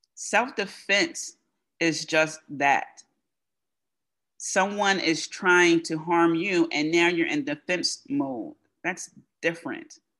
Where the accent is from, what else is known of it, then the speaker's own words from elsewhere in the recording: United States; first language English; as an American who speaks English as their as her first language